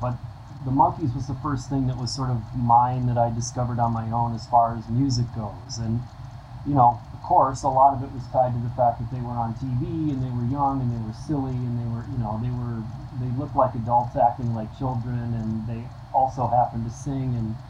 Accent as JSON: {"language": "English", "town": "Cottage Grove", "region": "Minnesota", "country": "United States", "tie": "born or raised there", "said": "I grew up in Cottage Grove, which is"}